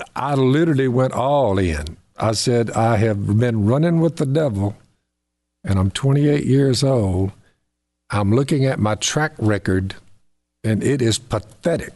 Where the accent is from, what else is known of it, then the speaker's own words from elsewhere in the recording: the South, United States; We say dinner in the South.